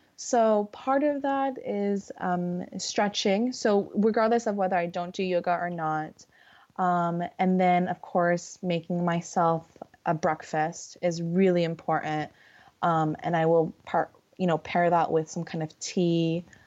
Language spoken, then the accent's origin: English; California, United States; I'm from California and I live by the beach